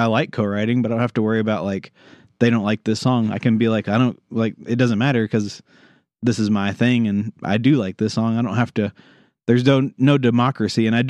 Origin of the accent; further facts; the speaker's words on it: United States; I grew up in Garrett County